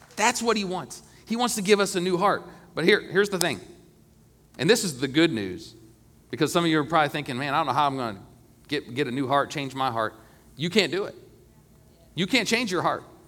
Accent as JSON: {"language": "English", "country": "United States", "said": "I love being an American, and I'm proud to be an American"}